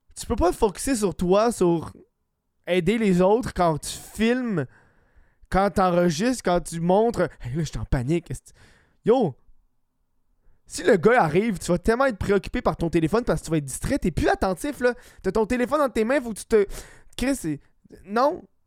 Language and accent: French; Laval, Quebec, Canada; Je suis un, je suis un gars de Laval.